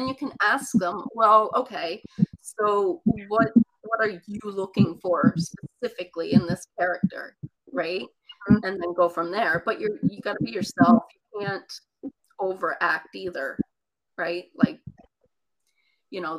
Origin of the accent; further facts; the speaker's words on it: Newfoundland and Labrador, Canada; accent: Newfie; now in Ontario, Canada; I grew up in Newfoundland and little fishing communities